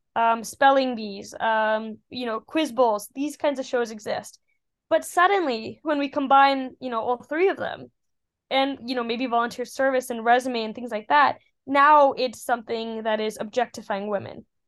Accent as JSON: {"language": "English", "town": "Colorado Springs", "region": "Colorado", "country": "United States", "tie": "born or raised there", "moved": "as an adult", "lives_now": "Oxford, United Kingdom", "said": "as a little girl growing up in Colorado Springs"}